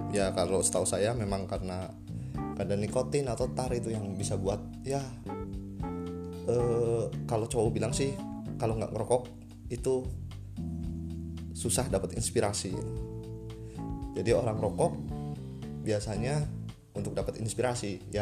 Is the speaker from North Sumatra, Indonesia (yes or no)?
no; Central Java, Indonesia; saya sendiri pun berasal dari Jawa Tengah